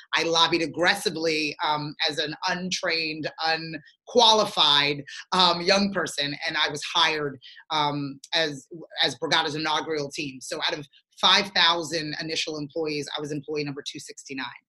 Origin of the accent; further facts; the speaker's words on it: Galloway Township, New Jersey, United States; also born or lived in Sierra Leone; I grew up in Galloway Township, New Jersey